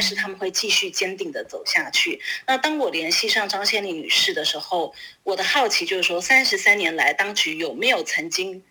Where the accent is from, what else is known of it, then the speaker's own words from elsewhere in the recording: Taiwan; now in Beijing, China; 我自己作为一个台湾人